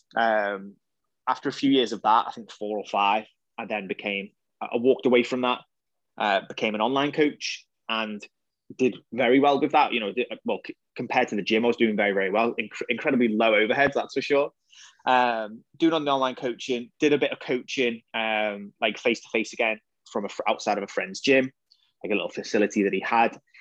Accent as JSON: {"language": "English", "area": "the Wirral", "region": "North West England", "country": "United Kingdom", "said": "I'm from the Wirral"}